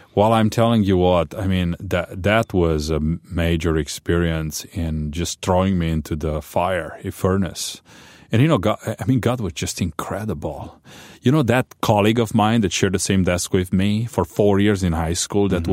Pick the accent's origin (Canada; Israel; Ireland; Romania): Romania; born or raised there; English is a second language; moved away as an adult; also born or lived in Chicago